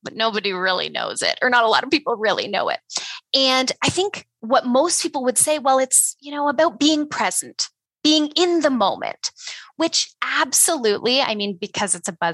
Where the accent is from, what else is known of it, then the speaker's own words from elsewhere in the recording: Ontario, Canada; moved away as an adult; now in Alberta, Canada; I am, you know, a Canadian. I grew up in Ontario though, and I moved out west to Alberta about 10 years ago